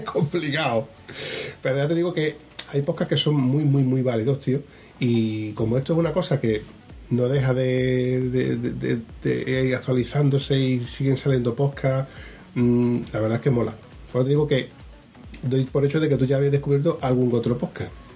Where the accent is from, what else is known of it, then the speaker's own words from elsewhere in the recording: Huelva, Andalusia, Spain; yo soy de Huelva